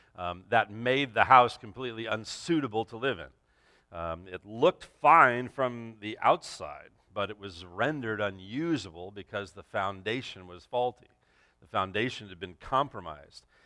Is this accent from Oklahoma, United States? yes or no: no; Los Angeles, California, United States; moved away as an adult; also born or lived in Santa Clarita, California; I grew up in the San Fernando Valley